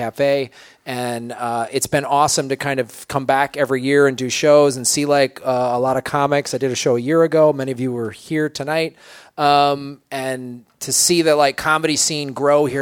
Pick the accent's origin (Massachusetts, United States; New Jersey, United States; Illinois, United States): Illinois, United States; Chicago; now in Southern California, United States; I grew up in Chicago. I had no choice. I was born there. Then I moved